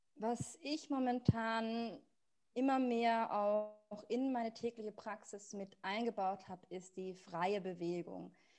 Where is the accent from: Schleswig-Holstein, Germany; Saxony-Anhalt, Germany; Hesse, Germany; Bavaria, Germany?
Bavaria, Germany; Munich; moved away as an adult; also born or lived in South Tyrol; ich komme ursprünglich aus München